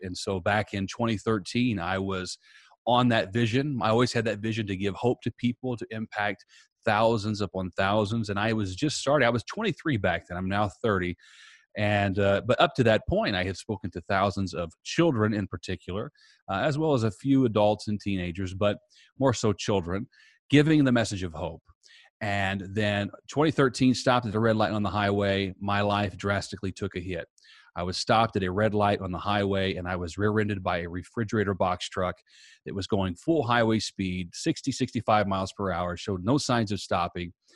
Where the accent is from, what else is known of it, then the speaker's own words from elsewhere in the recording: Southern Indiana, United States; now in Tampa, United States; I am originally from Southern Indiana. I now live in Tampa, Florida